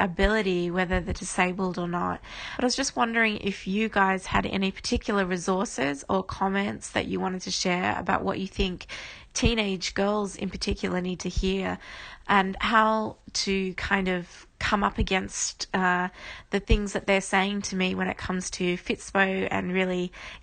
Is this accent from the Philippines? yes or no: no; Australia; I'm from Australia